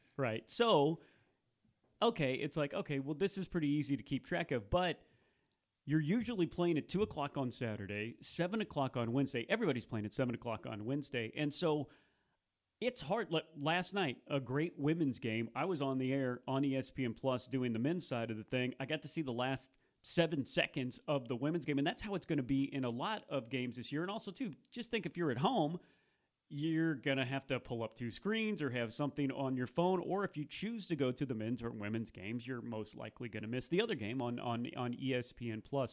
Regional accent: Columbia, Missouri, United States; moved away; also born or lived in New Bern, North Carolina / Kinston, North Carolina / Lillington, North Carolina; I grew up in Columbia, Missouri

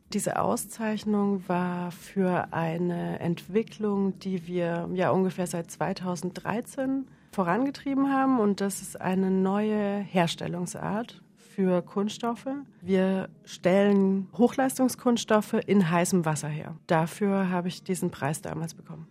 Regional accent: Middle Franconia, Northern Bavaria, Germany; accent: southern German; also born or lived in Paris, France; now in Vienna, Austria; Gebürtig komme ich aus Nordbayern, das heißt mit dem entsprechenden äh, süddeutschen Flavor

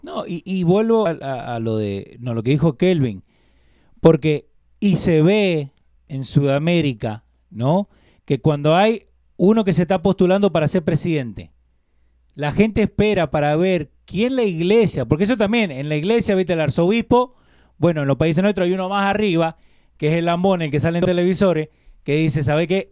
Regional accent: Argentina; yo como argentino

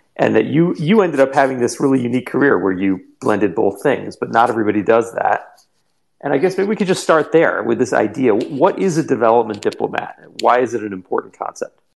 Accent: New Jersey, United States; I have a similar roots in India and a similar you know childhood growing up in New Jersey.

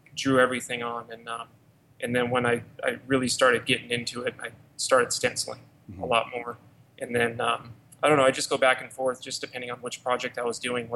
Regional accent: Los Angeles, California, United States; moved away as an adult; now in Arizona, United States; born and raised in Los Angeles. I've been there for 33 years

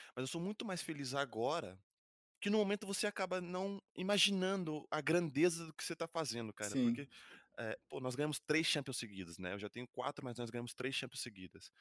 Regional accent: Brazil; now in Madrid, Spain; eu que sou brasileiro

